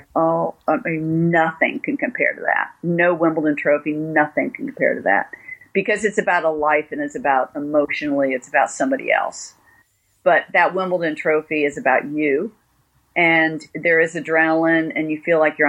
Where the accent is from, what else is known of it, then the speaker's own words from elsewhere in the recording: United States; I'm American